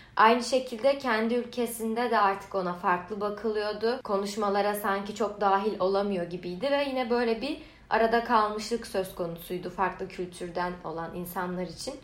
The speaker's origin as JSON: {"language": "Turkish", "country": "Turkey", "moved": "as an adult", "lives_now": "Canada", "said": "aileme Türk olduğumu söyleyince"}